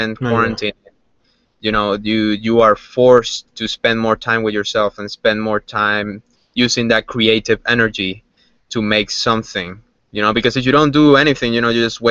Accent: Havana, Cuba; moved away; Growing up in Cuba

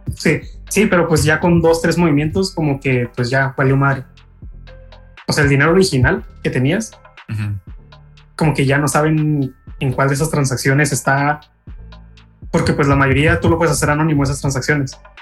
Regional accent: Mexico; nosotros los mexicanos

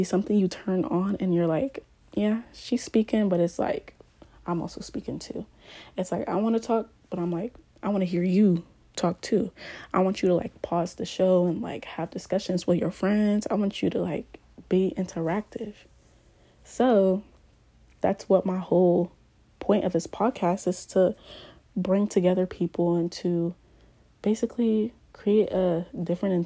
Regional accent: Columbus, Ohio, United States; also born or lived in Ghana; I grew up in Columbus, Ohio, but, you know, I also lived in Ghana for a year

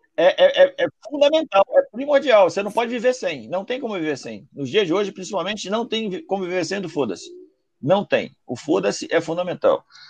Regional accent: Rio de Janeiro, Brazil; sou do Rio

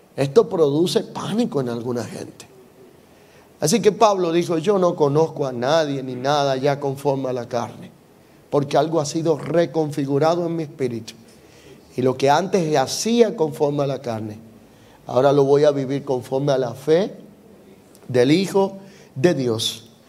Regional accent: Dominican Republic; soy dominicano

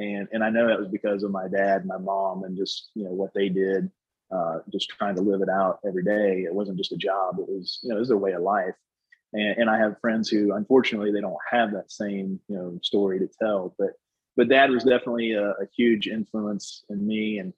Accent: Bedford, Indiana, United States; Indiana's home, you know, because I was born in Indiana, born in Bedford, Indiana, at Dunn Memorial Hospital, where Larry Bird was also born.

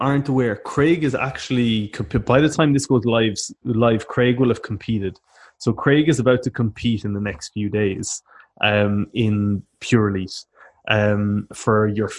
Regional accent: Cork, Munster, Ireland; growing up in Cork especially

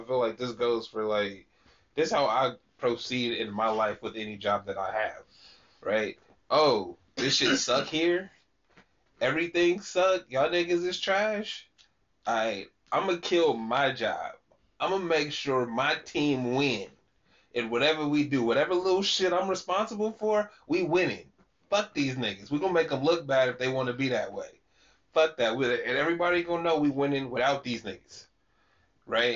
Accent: Sacramento, California, United States; somebody that lived, born and raised in Sacramento

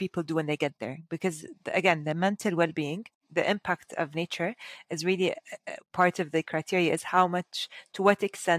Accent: Dubai, United Arab Emirates; now in Abu Dhabi, United Arab Emirates; I was born and raised in Dubai

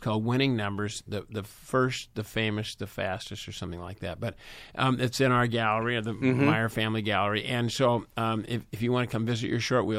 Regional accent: Los Angeles, California, United States; I grew up in Hollywood.

